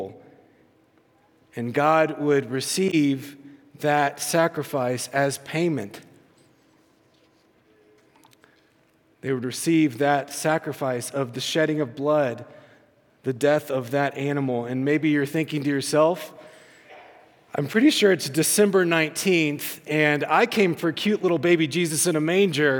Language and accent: English; the South, United States; when I was growing up, growing up in the South, and I grew up in the church